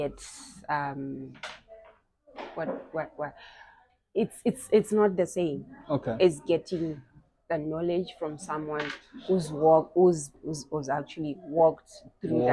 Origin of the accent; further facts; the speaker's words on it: Zimbabwe; I'm from Mabuku